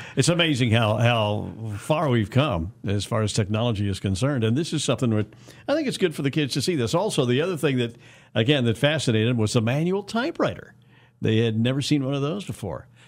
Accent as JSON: {"language": "English", "town": "Wichita", "region": "Kansas", "country": "United States", "tie": "born or raised there", "said": "growing up in West Wichita"}